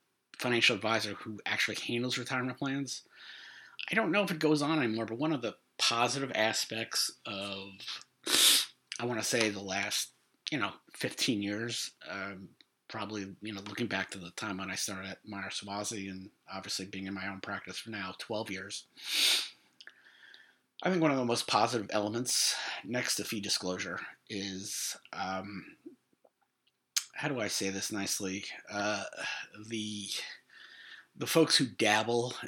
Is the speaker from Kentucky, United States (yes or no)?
no; New York, United States; New York, obviously my hometown